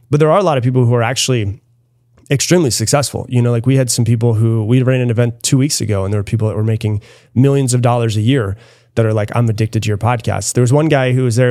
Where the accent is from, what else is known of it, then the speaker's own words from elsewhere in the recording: Florida, United States; now in Austin, United States; I grew up in Florida